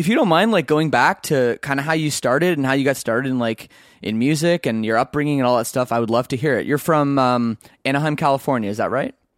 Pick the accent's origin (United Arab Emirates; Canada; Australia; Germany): Canada; I'm, I'm Canadian